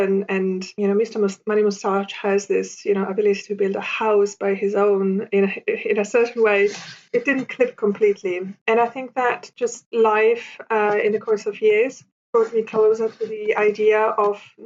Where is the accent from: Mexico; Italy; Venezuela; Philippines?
Italy; moved away as an adult; now in London, United Kingdom; I was born and raised in Italy, but I also spent a lot of summers in Germany as a kid